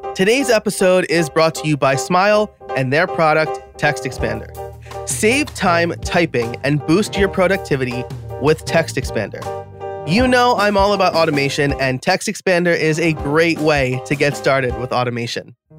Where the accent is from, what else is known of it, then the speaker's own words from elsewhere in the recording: New York, United States; I'm from New York, which is probably why I talk fast